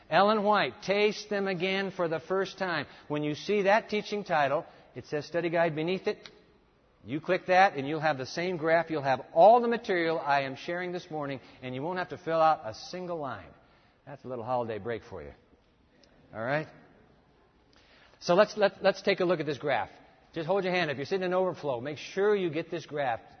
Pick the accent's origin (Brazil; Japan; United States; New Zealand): Japan; Now, look, when I grew up, I grew up in Japan. Let me tell you about the breakfast cereals in Japan.